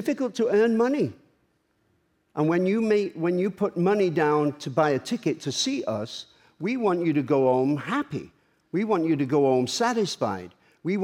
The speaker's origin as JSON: {"language": "English", "town": "Manchester", "region": "North West England", "country": "United Kingdom", "tie": "born or raised there", "said": "Manchester in my hometown."}